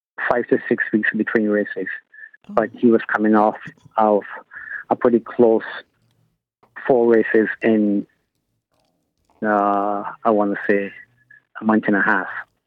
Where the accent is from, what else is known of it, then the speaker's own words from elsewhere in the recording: Barbados; moved away; I was born in Barbados in 1969, so I grew up in and got involved in horse racing.